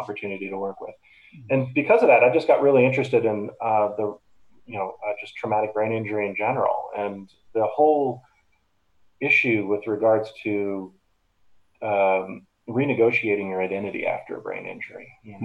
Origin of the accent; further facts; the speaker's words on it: Boston, Massachusetts, United States; also born or lived in Chicago; I got a job over at Spalding Rehab in Boston, where I grew up in the Boston area